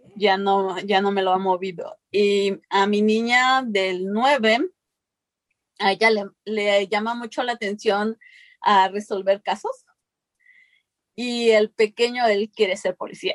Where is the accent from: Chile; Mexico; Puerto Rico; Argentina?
Mexico; now in United States; yo vengo de México, yo crecí en un lugar donde pues nuestra alimentación era lo que cosechábamos